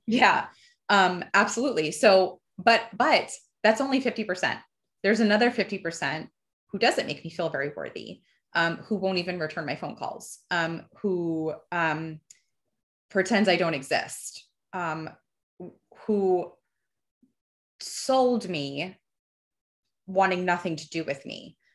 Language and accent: English; New Jersey, United States; also born or lived in Fort Myers, Florida; I grew up in Jersey